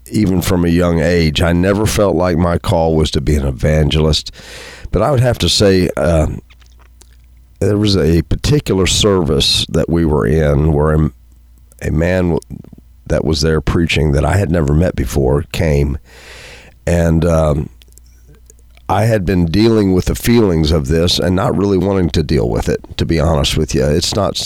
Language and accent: English; Pinckneyville, Illinois, United States; growing up in Pinckneyville, my grandparents, the other set of grandparents that I had were farmers, and so I grew up on a farm.